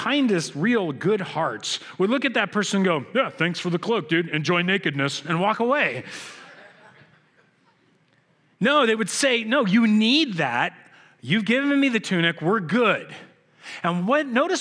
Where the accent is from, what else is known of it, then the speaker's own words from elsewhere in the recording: United States; I'm an American